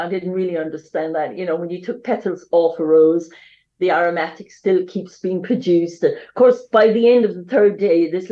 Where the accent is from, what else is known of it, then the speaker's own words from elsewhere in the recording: West Cork, Munster, Ireland; accent: Irish; moved away as an adult; I come from a small town in Ireland, as you can hear my accent, I'm Irish.